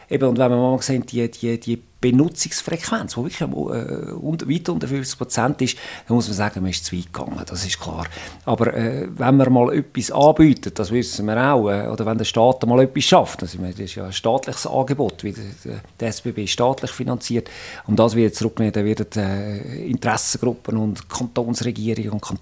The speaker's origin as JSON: {"language": "German", "region": "Zurich", "country": "Switzerland", "tie": "born or raised there", "said": "Ich bin im Zürichsee aufgewachsen, nach Zürich"}